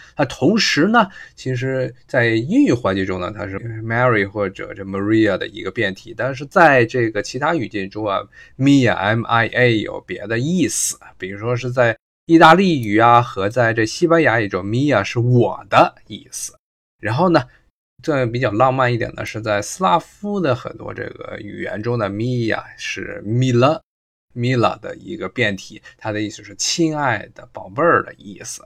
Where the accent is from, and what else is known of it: China